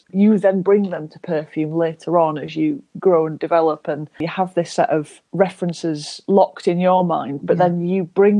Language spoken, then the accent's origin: English; Yorkshire and the Humber, United Kingdom; I grew up in Yorkshire